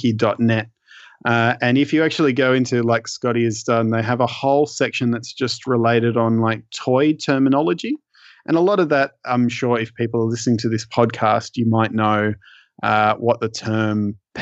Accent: Australia; as an Australian collector

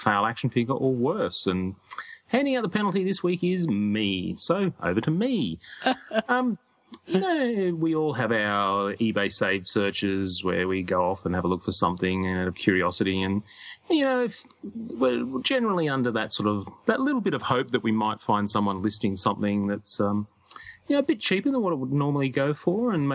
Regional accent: Australia

